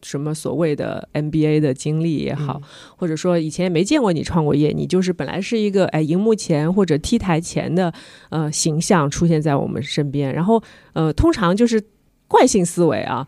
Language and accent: Chinese; Shanghai, China; 也是我们上海人